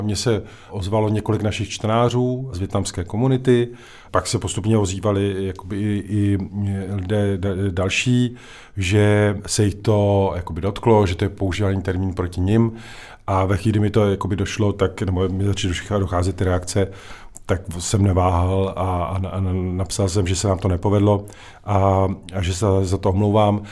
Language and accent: Czech; Czechia; my sice se umíme jako Češi smát